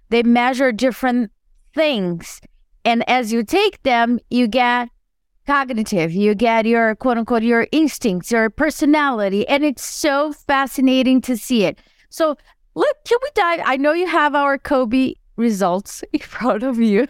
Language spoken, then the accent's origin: English; Brazil; now in United States; I grew up in Brazil and I moved to the U S